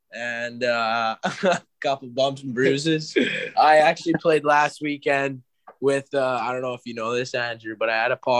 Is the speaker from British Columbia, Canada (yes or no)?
no; Kindersley, Saskatchewan, Canada; moved away; also born or lived in Calgary, Alberta; I'm from Kindersley, Saskatchewan, but I've been playing in Calgary for the past few years.